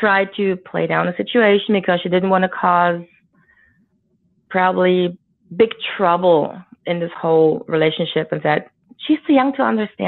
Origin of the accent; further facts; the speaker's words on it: Germany; we grew up in Germany, a defeated country.